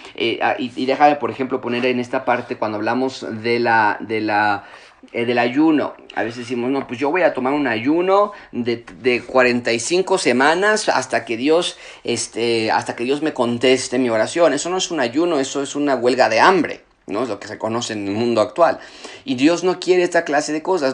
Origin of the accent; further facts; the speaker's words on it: Mexico; moved away as an adult; yo, crecí en México en parte de mi juventud, a los 18 años me fui del, país y regresé ya casado y con hijos